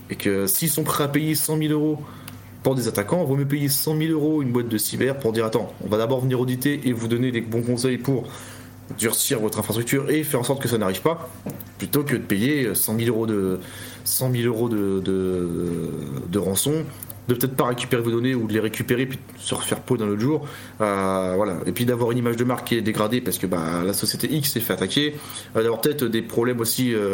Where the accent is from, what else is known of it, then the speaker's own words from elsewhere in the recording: France; si on fait ça, nous, en tant que Français, les, les, les pirates vont venir dire Ah, venez voir les Français